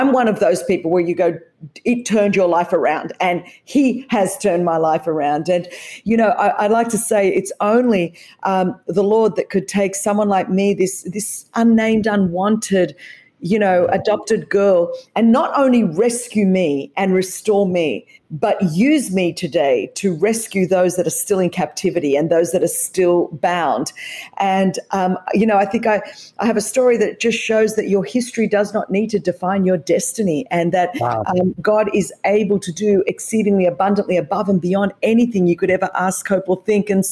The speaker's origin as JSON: {"language": "English", "country": "Australia", "tie": "born or raised there", "said": "As you could tell from the accent, I was raised in Australia"}